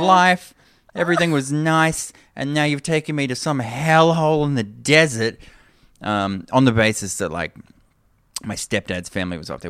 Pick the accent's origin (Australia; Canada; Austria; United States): Australia; Toowoomba, Queensland; moved away; I grew up in Toowoomba